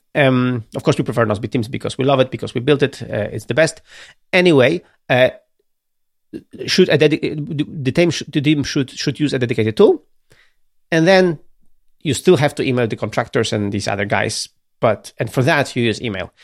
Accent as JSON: {"language": "English", "town": "Gdynia", "region": "Pomeranian Voivodeship", "country": "Poland", "said": "I'm from Gdynia, from Baltic Sea"}